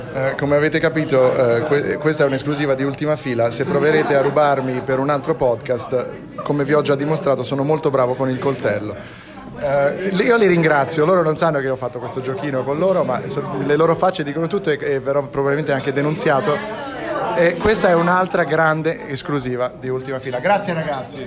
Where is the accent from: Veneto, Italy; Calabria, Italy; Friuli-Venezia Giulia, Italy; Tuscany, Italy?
Tuscany, Italy; Versilia; moved away; della mia terra